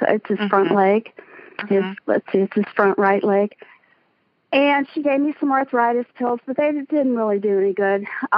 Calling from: Pennsylvania, United States; I'm calling from Pennsylvania.

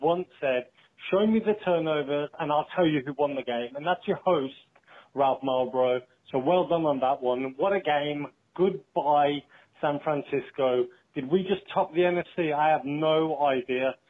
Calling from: England, United Kingdom; I'm calling from England

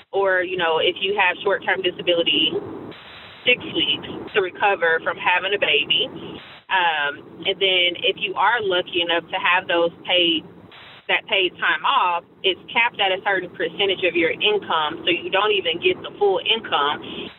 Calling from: Houston, Texas, United States; I'm calling from Houston, Texas.

